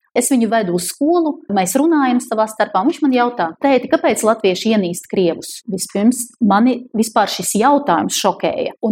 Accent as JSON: {"language": "Latvian", "country": "Ukraine", "also_born_or_lived": "Belarus", "said": "Un es esmu vispār ukrainis, bet piedzimis Baltkrievijā 65. gadā."}